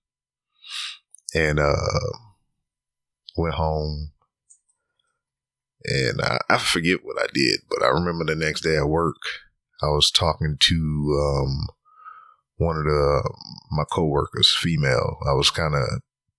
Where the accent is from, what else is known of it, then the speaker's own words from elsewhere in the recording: Lake Charles, Louisiana, United States; moved away as an adult; also born or lived in South Carolina / Georgia; born and raised in Lake Charles, Louisiana, all the way up until I was 18 and decided to join the military